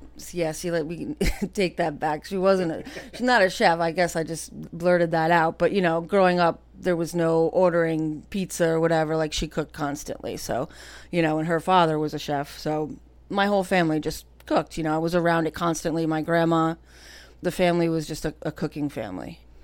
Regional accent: Cranford, New Jersey, United States; I grew up right here in Cranford, right on North Avenue

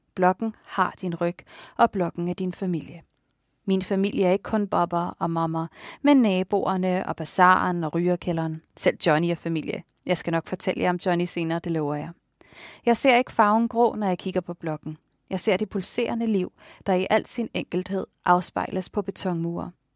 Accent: Tåstrupgård, Capital Region of Denmark, Denmark; min opvækst i Tostopgård

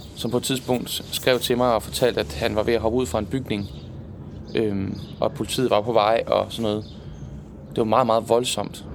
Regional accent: Jutland, Denmark; now in Zealand, Denmark; Hjemme i Jylland.

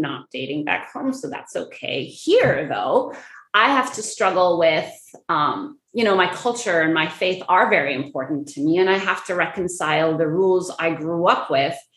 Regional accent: Egypt; moved away; also born or lived in Middle East; I grew up in Egypt and around the Middle East.

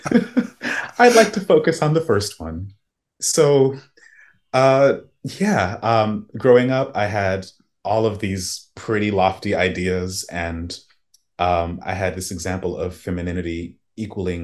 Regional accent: Tallahassee, Florida, United States; I was born in Florida and an immigrants' village in Tallahassee

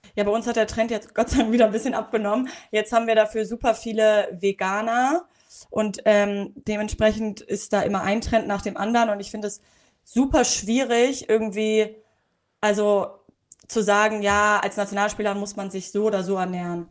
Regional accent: Hamburg, Germany; ich bin ja Hamburgerin

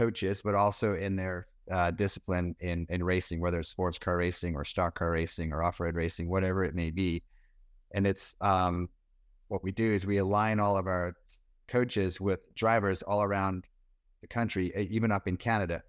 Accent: South Africa; born there; I was born in South Africa. My father raced cars in England. My mother and father are both British, so I was born in South Africa.

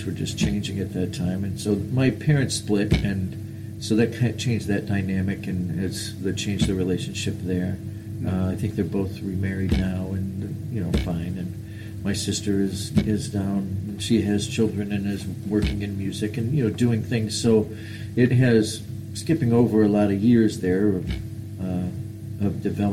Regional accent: LaGrange County, Indiana, United States; I was in Indiana, LaGrange County, which is just south of Sturgis, Michigan

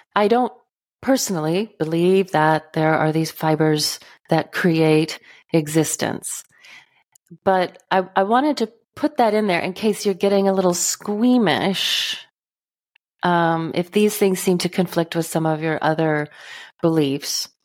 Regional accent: Texas, United States; now in northern Midwest, United States; I grew up in Texas. I now live in the northern Midwest

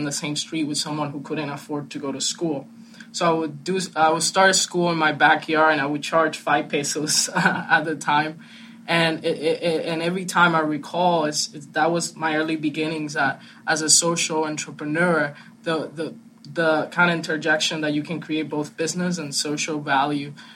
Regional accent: St. Louis, Missouri, United States; I grew up in St. Louis, Missouri

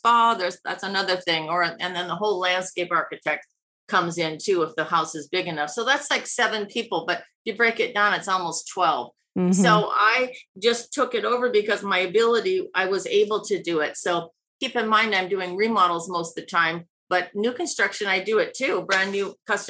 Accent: Iowa, United States; moved away as an adult; also born or lived in New York City / Los Angeles; now in Laguna Beach, United States; my little town in Iowa of 10,000 people

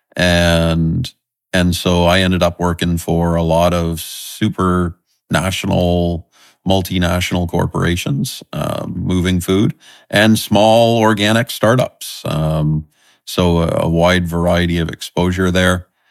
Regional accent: southern Nova Scotia, Canada; I love growing up in Nova Scotia. It's, uh, the area I grew up in is the, the south, southern tip of Nova Scotia

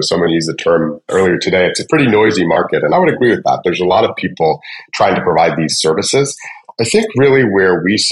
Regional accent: just outside of Atlanta, Georgia, United States; I grew up just outside of Atlanta, Georgia, and went to school at Georgia Tech, and have basically lived in the Atlanta area since then

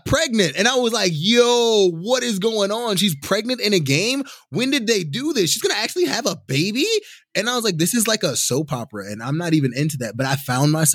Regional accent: Chicago, Illinois, United States; I'm from Chicago

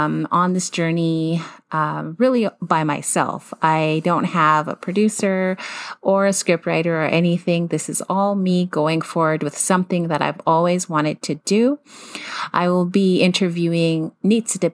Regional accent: Siksika Nation, Alberta, Canada; also born or lived in Calgary, Alberta; I spent most of my childhood in Siksika, even though I lived in a large urban city.

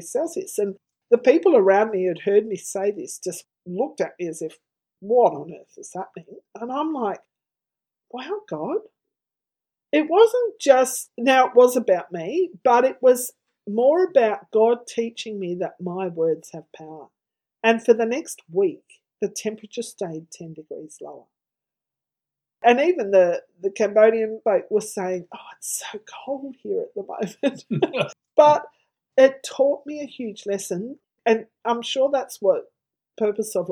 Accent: Tasmania, Australia; now in Victoria, Australia; I grew up in Tasmania, a state of Australia

